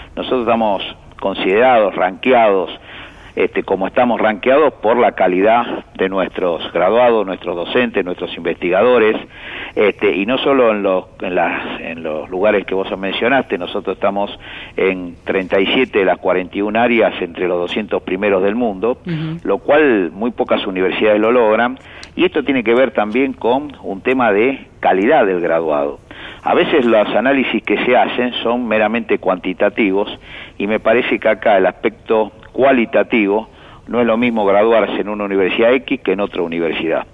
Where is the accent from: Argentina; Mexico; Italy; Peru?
Argentina; nos cuesta como argentinos